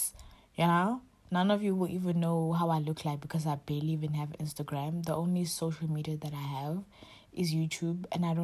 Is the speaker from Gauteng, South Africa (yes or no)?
no; Durban, KwaZulu-Natal, South Africa; moved away as an adult; now in Cape Town, South Africa; I'm from KwaZulu-Natal, Durban, but I'm currently staying in Cape Town